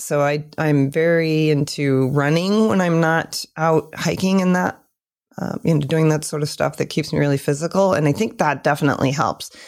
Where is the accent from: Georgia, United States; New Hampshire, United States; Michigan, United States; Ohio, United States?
Michigan, United States; moved away; also born or lived in California; lived in Michigan for a long time.